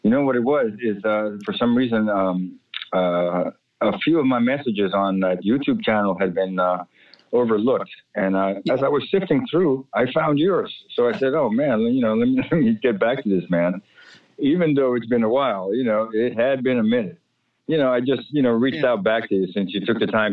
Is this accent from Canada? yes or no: no; Puerto Rico; moved away; also born or lived in Washington, D.C., United States; I was raised on the island of Puerto Rico.